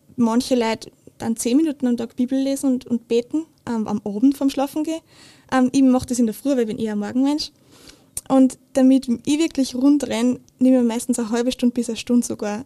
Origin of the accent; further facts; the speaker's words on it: Steyr, Upper Austria, Austria; ich bin in Steyr aufgewachsen